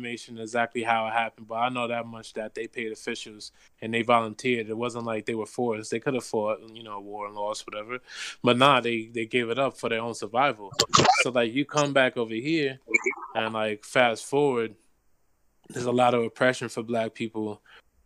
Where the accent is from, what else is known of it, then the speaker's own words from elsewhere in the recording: New York City, New York, United States; Growing up in New York City